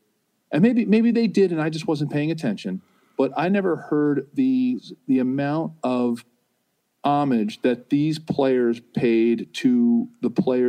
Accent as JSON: {"language": "English", "town": "Philadelphia", "region": "Pennsylvania", "country": "United States", "tie": "born or raised there", "said": "my hometown of Philadelphia"}